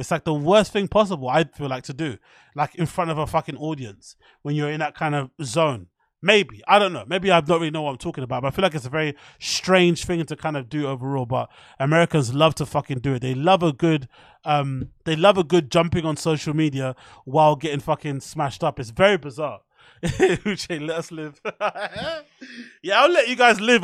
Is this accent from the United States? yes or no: no; United Kingdom; I'm from the U K